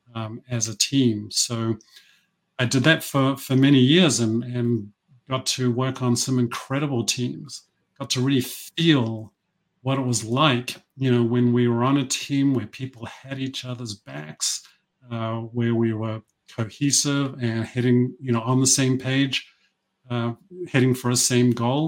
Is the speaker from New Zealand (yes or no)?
yes; New Zealand; moved away; I grew up in New Zealand. This is where this accent comes from.